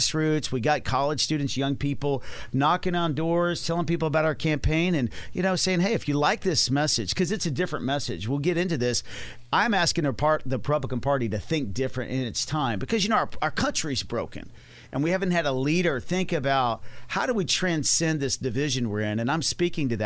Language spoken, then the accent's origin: English; Dallas, Texas, United States; I'm from Dallas, Texas.